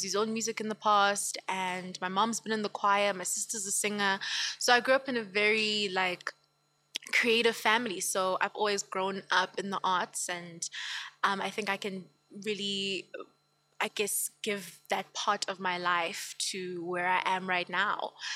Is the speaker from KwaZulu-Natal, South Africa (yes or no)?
yes; Empangeni, KwaZulu-Natal, South Africa; now in Gauteng, South Africa; I'm from Empangeni, KwaZulu-Natal. Okay. But I live here in Gauteng, obviously, okay, because of work